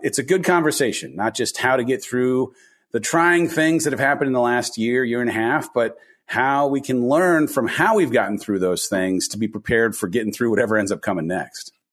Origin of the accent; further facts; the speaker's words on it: Southern California, United States; I grew up in Southern California, oldest of four kids